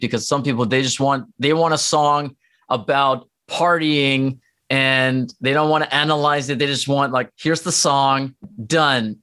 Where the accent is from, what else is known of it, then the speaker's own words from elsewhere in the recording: Norway; English is a second language; now in United States; I grew up in Norway. So, like, my family's there